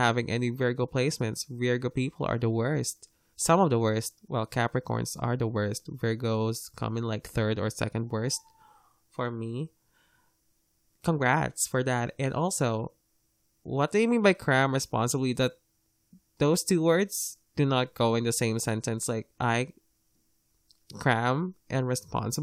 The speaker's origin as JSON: {"language": "English", "country": "Philippines", "second_language": "English", "said": "As a Filipino, I'm lucky to be taught English because English is our second official language here."}